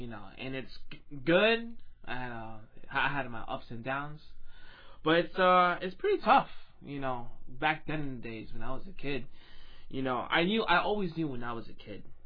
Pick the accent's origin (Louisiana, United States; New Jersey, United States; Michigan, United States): New Jersey, United States; moved away as an adult; now in Florida, United States; I'm recently from New Jersey